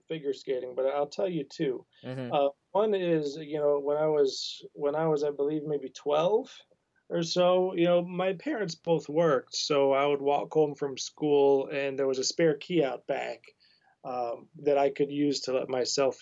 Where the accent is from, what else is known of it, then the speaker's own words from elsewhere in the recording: Oak Park, Illinois, United States; also born or lived in Columbus, Ohio; now in Michigan, United States; I grew up mainly in Oak Park, Illinois, right on the west side of Chicago